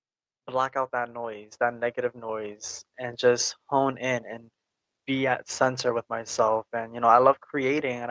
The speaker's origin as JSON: {"language": "English", "region": "New York", "country": "United States", "accent": "New York", "said": "I'm from New York"}